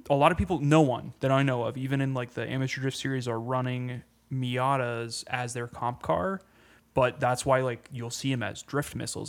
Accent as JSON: {"language": "English", "region": "Pennsylvania", "country": "United States", "tie": "born or raised there", "moved": "yes", "said": "go home back to Pennsylvania"}